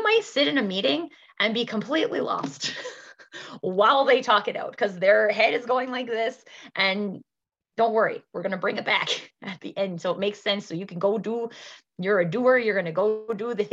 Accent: Canada; also born or lived in Alberta; In Alberta, in Canada, I'm Canadian

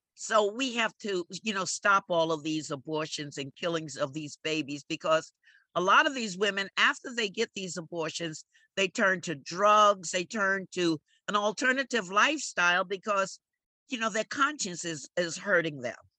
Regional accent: New York City, New York, United States; also born or lived in the Bronx; I was born in the Bronx, but I was raised at 1831 Amsterdam Avenue, right in the heart of Harlem

